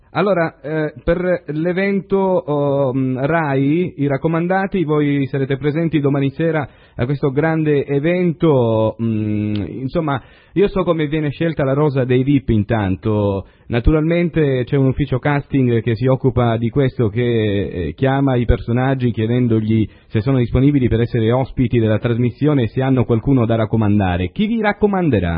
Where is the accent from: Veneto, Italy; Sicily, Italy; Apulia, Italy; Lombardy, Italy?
Sicily, Italy; Ragusa area